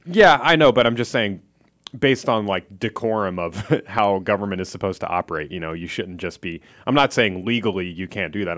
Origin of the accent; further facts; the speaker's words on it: Philadelphia, Pennsylvania, United States; moved away; I'm from Philadelphia